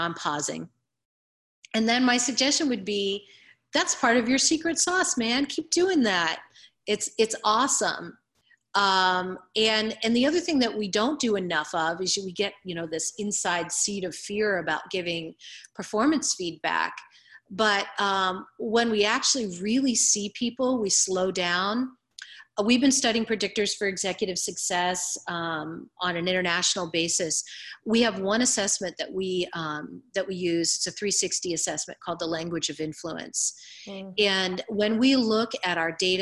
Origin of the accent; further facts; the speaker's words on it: Ohio, United States; I'm from Ohio